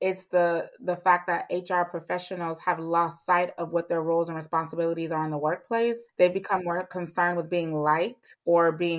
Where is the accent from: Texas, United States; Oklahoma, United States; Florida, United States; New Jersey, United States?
Florida, United States; Miami; moved away as an adult; now in Atlanta, United States; I'm originally from Miami, Florida